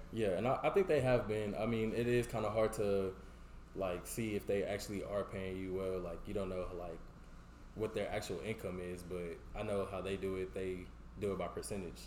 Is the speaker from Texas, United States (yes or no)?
yes; Houston, Texas, United States; moved away; I grew up like North Houston